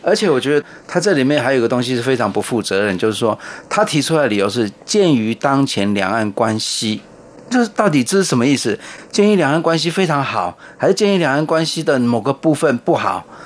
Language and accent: Chinese; Taiwan; 我们台湾人的观念